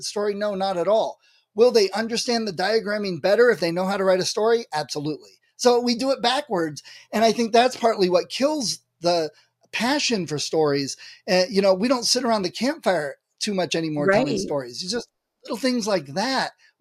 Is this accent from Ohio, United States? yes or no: yes; Ohio, United States; I'm from Ohio